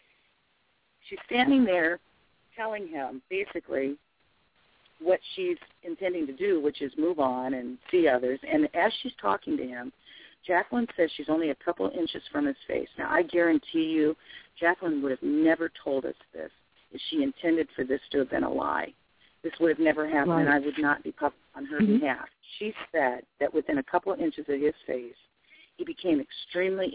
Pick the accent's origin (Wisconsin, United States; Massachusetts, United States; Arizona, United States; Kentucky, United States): Arizona, United States; I'm from Arizona of mixed Indian blood